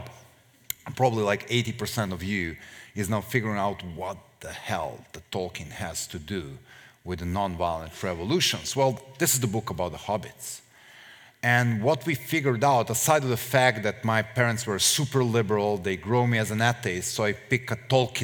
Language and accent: English; Serbia; we, the Serbs